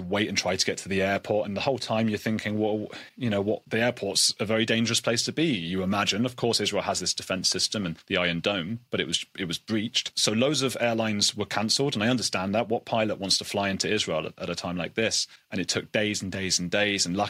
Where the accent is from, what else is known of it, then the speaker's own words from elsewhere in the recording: United Kingdom; being British